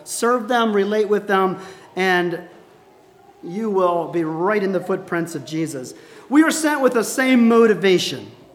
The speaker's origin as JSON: {"language": "English", "country": "United States", "said": "I'm an American"}